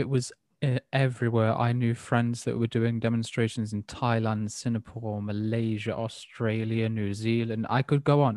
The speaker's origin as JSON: {"language": "English", "region": "England", "country": "United Kingdom", "said": "as an English person"}